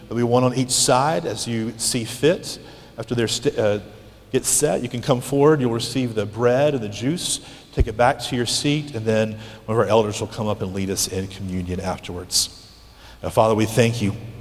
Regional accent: United States; As American Christians

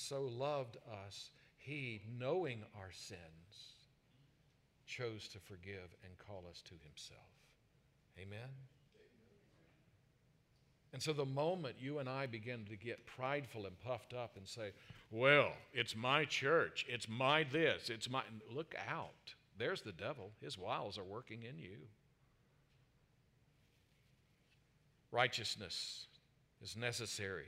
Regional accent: South Carolina, United States; moved away; I'm from South Carolina

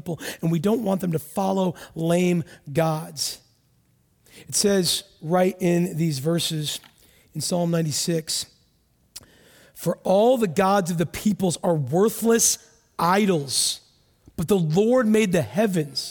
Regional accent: United States; I'm from America.

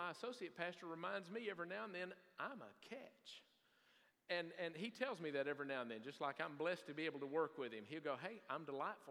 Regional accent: Salmon, Idaho, United States; moved away; Pray for my hometown

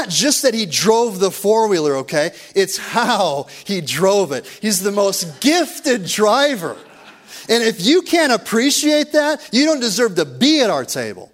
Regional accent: rural Minnesota, United States; moved away; I grew up with two younger brothers in rural Minnesota.

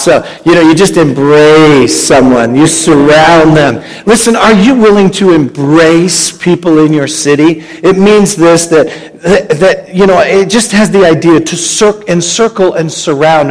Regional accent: Canada; now in Hamilton, Canada; I'm from Canada

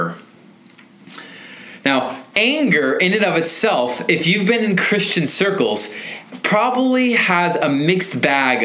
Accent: Federal Way, Washington, United States; I grew up here in Federal Way behind Wild Waves

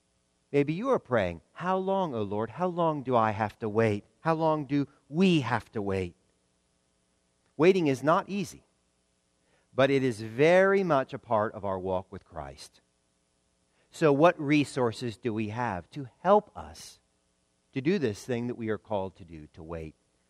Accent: the South, United States; And that last one pains me as a Southerner.

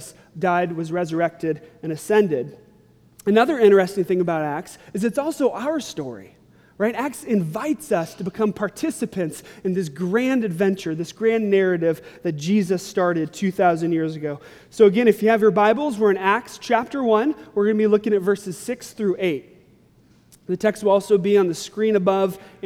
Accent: Long Beach, California, United States; now in Phoenix, United States; I grew up in Southern California and Long Beach

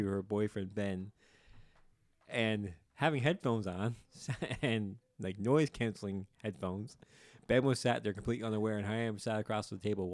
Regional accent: the Bay, Newfoundland and Labrador, Canada; I'm from the Bay, and that's the difference between the Bay and the Shore

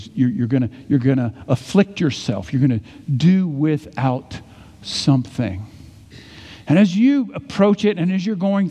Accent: Edwards, Mississippi, United States; when I was a little boy growing up in Mississippi. We had three churches in our little city in Edwards, Mississippi

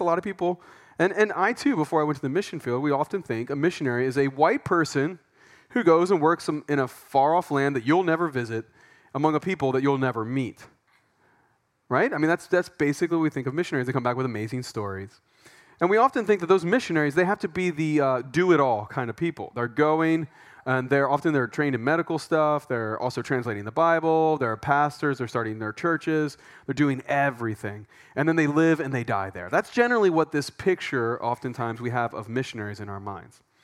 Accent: Pennsylvania, United States; moved away as an adult; now in Thailand; we're from Pennsylvania

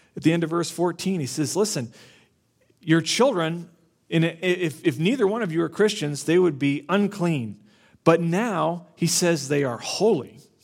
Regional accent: Florida, United States; I grew up in Florida

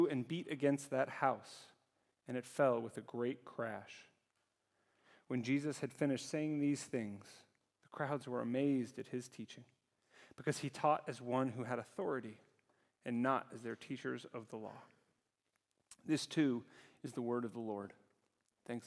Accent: United States; now in Zurich, Switzerland; being American

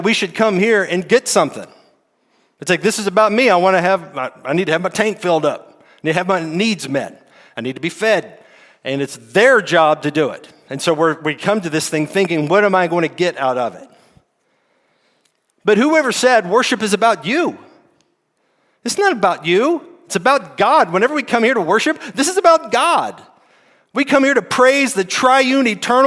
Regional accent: United States; As American Christians

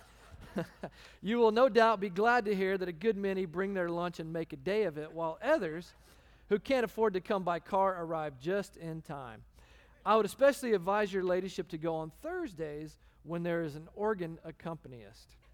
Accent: Texas, United States; moved away as an adult; also born or lived in The Woodlands, Texas; now in Phoenix, United States; I'm American, two, I'm from Texas

